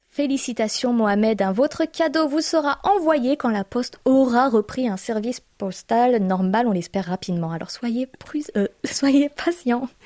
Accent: France; moved away as an adult; now in South Korea; nos nombreux auditeurs de France me font penser à ma propre famille, à mon pied-à-terre, à ma terre natale

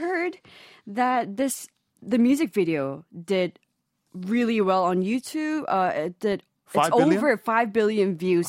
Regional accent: Hong Kong; moved away; Because I grew up in Hong Kong.

